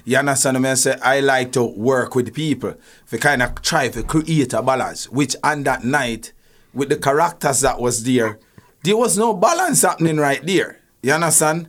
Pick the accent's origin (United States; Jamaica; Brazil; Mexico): Jamaica; Spanish Town; I'm from De La Vega City, and we were so, we are such a tight-knit community